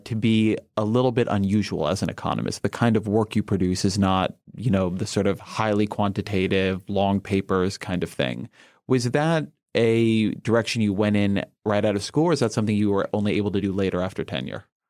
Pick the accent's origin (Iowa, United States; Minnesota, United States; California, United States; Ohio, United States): California, United States; Irvine; I come from Irvine